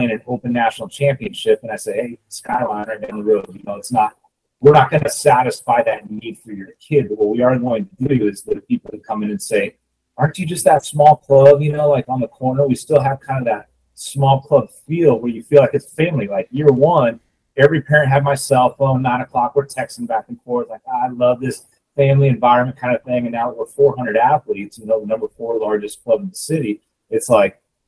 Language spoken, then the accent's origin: English; Seattle, Washington, United States; also born or lived in Santa Barbara; now in Houston, United States; I'm originally from Seattle.